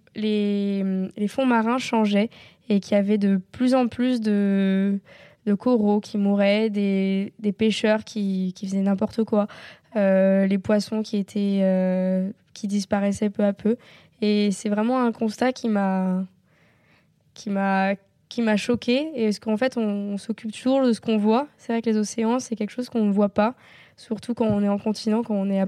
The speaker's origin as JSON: {"language": "French", "region": "Normandy", "country": "France", "tie": "born or raised there", "said": "j'ai grandi en Normandie, euh, près, de, la mer"}